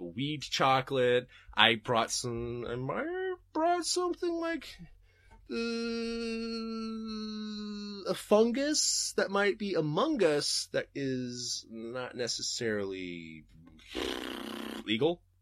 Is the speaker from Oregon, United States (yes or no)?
yes; Portland, Oregon, United States; I'm from Portland